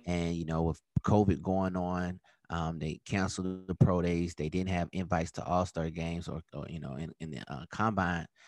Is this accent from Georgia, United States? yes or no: yes; Atlanta, Georgia, United States; also born or lived in Virginia; my hometown team